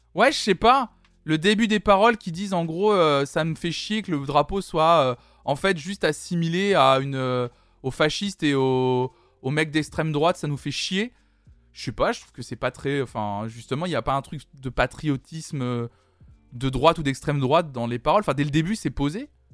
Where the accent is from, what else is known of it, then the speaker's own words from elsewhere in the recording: Toulouse, Occitania, France; je suis toulousaine